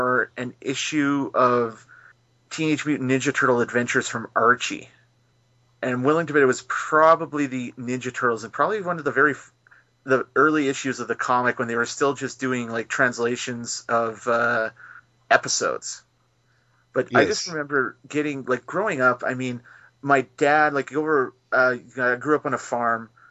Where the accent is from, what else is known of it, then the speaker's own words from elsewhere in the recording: McNutt, Saskatchewan, Canada; now in Saskatoon, Canada; my hometown of McNutt